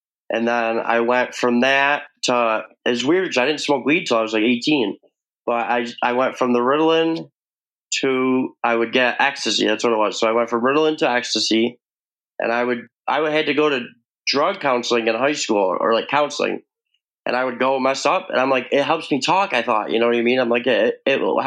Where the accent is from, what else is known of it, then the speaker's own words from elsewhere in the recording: New York, United States; I am from New York